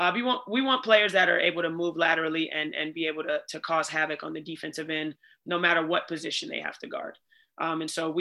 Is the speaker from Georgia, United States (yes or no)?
yes; Atlanta, Georgia, United States; moved away; I grew up in Atlanta